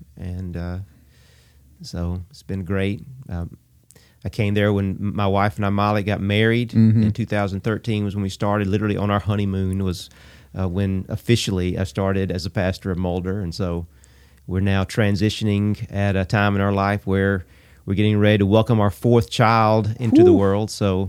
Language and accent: English; Abbeville, Alabama, United States; I grew up in Abbeville, Alabama, which is first alphabetically in the nation, Abbeville.